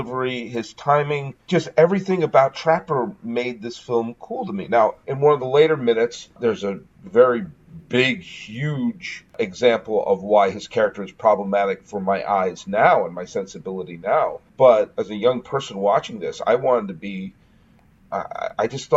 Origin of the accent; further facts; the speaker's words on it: New England, United States; moved away; also born or lived in Willimantic, Connecticut / Mansfield Center, Connecticut; I haven't lived in New England for a while, but I was born and raised in New England